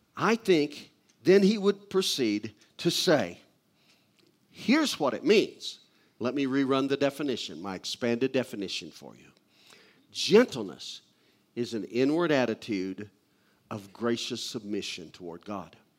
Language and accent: English; Missouri, United States; I grew up in Missouri. I'm a hillbilly.